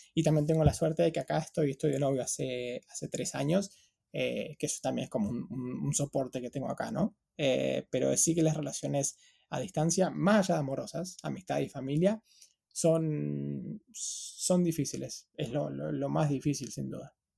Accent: Patagonia, Argentina; moved away as an adult; also born or lived in Buenos Aires, Argentina; now in London, United Kingdom; toda mi infancia, adolescencia, hasta los 18, ahí

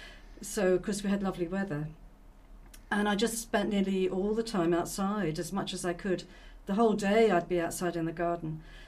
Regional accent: London, United Kingdom; moved away as an adult; now in Roscommon, Ireland; Yeah, I was born in London. And educated there, and I've been living in Ireland about 30 years now.

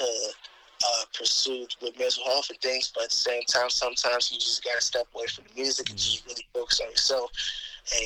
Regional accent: Chicago, Illinois, United States; I'm from Chicago, Illinois, Southside.

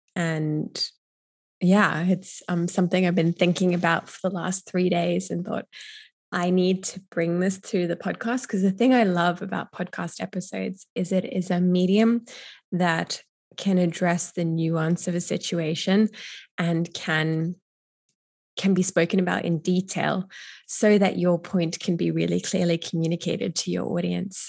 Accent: Brisbane, Queensland, Australia; my hometown of Brisbane

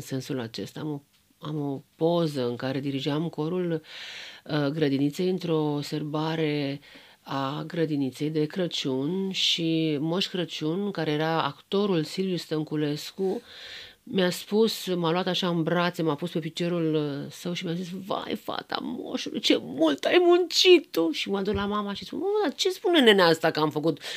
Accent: Romania; sunt româncă și sunt foarte fericită că sunt româncă

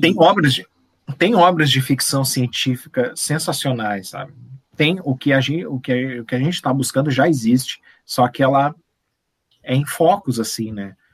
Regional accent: Brazil; nós somos brasileiros

